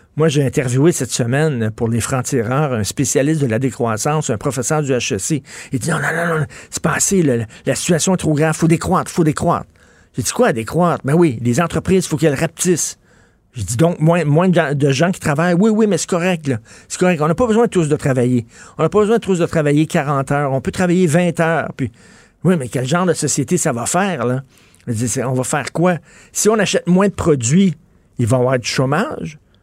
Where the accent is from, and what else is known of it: Quebec, Canada